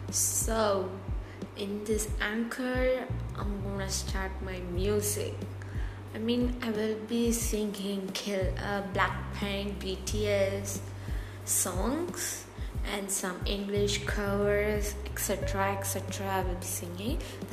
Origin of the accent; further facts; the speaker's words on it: India; I'm from India.